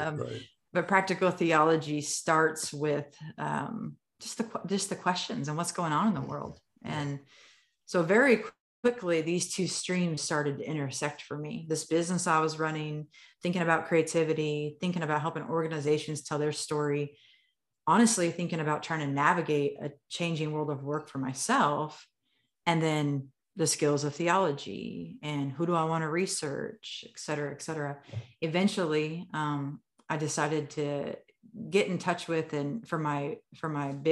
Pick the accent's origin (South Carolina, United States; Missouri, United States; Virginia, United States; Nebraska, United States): Nebraska, United States; I'm a Midwest girl. I'm from Nebraska, grew up in Irish Catholic families